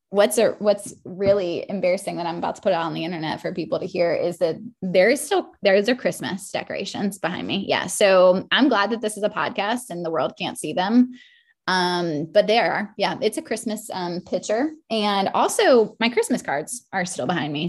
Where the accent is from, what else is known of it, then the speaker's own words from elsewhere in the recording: Maryland, United States; now in South Carolina, United States; I grew up in Maryland